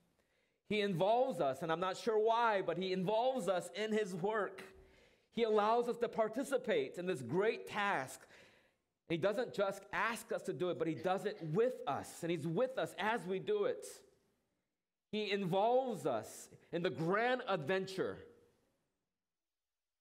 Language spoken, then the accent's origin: English; Orange County, California, United States; moved away; Orange County, that's my hometown